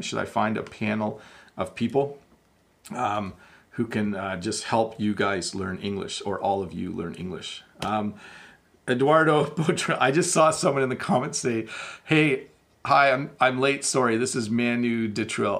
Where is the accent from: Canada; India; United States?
Canada; I am Canadian